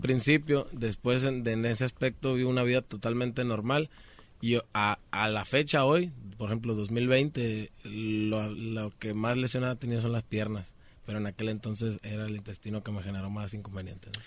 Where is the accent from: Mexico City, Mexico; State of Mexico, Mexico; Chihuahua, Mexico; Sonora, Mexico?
Sonora, Mexico; also born or lived in Culiacán, Sinaloa; Yo nací en Culiacán, Sinaloa también, pero soy criado en Sonora.